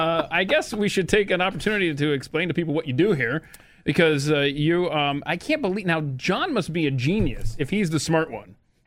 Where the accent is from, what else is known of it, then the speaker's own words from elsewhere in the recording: Marietta, Georgia, United States; I was born and raised in Marietta, Georgia, Cobb County, which is northwest of Atlanta.